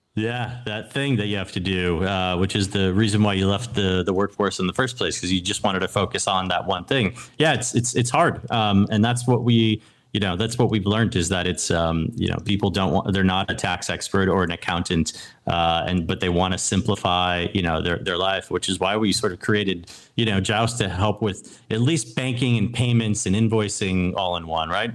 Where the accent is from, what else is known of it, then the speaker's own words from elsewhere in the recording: New England, United States; I grew up in New England